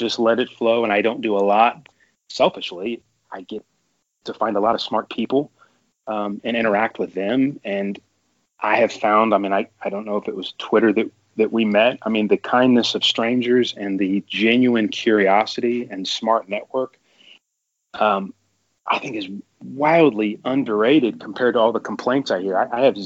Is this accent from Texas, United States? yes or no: yes; Texas, United States; I'm from Texas